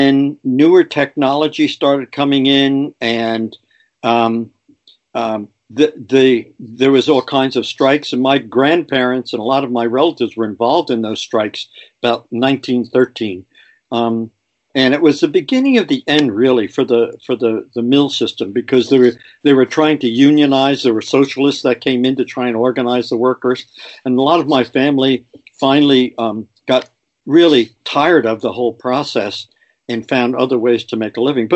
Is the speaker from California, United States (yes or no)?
no; Paterson, New Jersey, United States; I grew up in Patterson. Yeah. And, you know, I'm a product of a blue collar family.